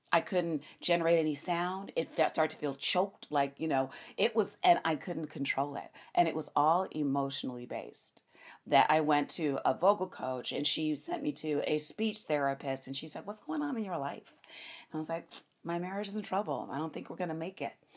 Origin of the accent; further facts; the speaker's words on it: Los Angeles, California, United States; I am born and raised in Los Angeles, California